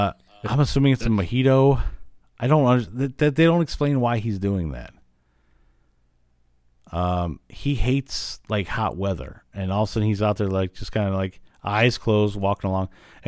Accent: Illinois, United States; I grew up in Illinois

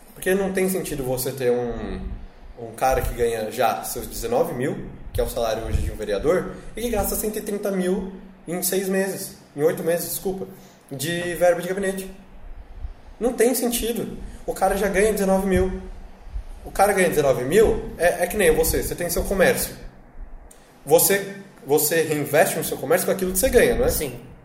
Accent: São Paulo, Brazil; Eu sou da Zona Norte

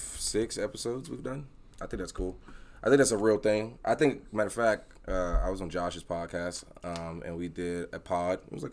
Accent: East Coast, United States; I'm from the East Coast. He's from the West Coast. I'm black.

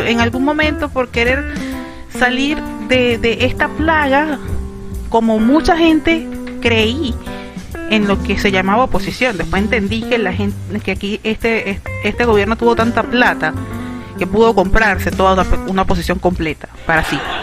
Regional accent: Venezuela; mi país, Venezuela

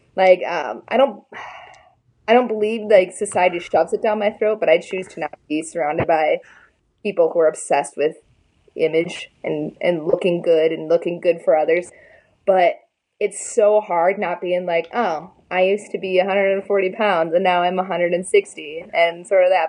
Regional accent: Des Moines, Iowa, United States; I'm from Des Moines

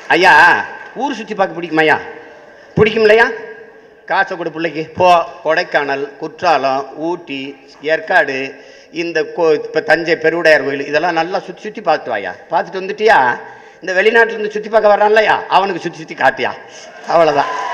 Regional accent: Tamil Nadu, India; இது என் நாடு தமிழ்நாடு

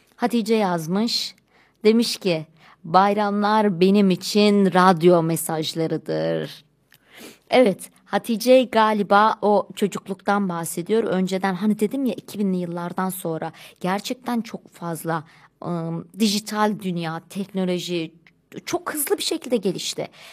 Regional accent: Turkey

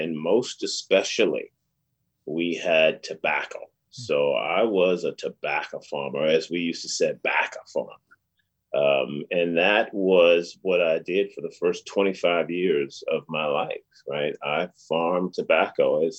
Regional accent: Lunenburg County, rural Virginia, United States; moved away; I'm a country boy. I was born and raised in a little small town in rural Virginia, a little town called Lunenburg County, population 1,200. My town, Cambridge, population 1,200.

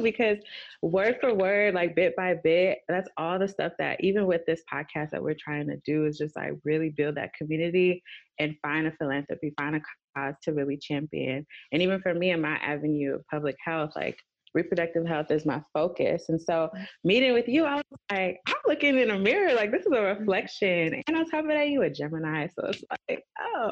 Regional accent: Los Angeles, California, United States; being from LA, being Nigerian

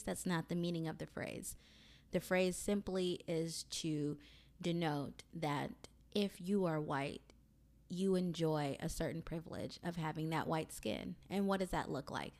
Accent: Mobile, Alabama, United States; I am from Mobile, Alabama

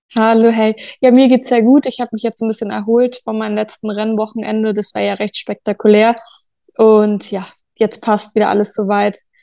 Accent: Munich, Bavaria, Germany; Also ich komme aus München

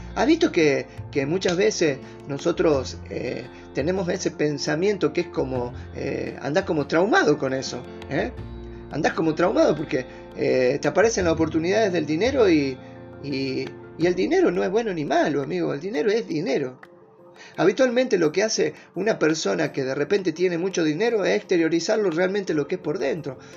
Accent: Argentina; soy argentino. Gracias a Dios de haber nacido en este país

